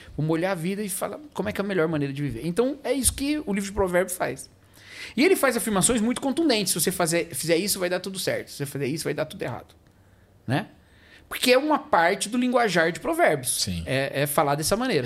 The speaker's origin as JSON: {"language": "Portuguese", "country": "Brazil", "said": "Eu sou brasileiro com outros brasileiros"}